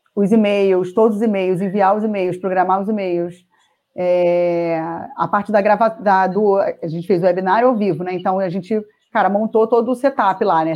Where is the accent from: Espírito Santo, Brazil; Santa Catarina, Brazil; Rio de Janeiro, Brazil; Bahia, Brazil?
Rio de Janeiro, Brazil; moved away as an adult; now in Jundiaí, Brazil; eu sou carioca, né? Sempre morei no Rio.